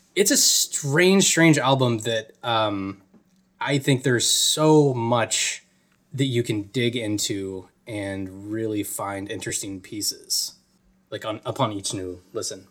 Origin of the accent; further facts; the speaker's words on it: Atlanta, Georgia, United States; I'm from Atlanta or outside of Atlanta